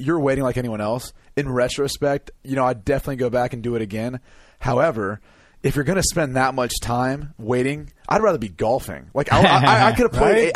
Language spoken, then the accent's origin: English; Midwest, United States; I'm from the Midwest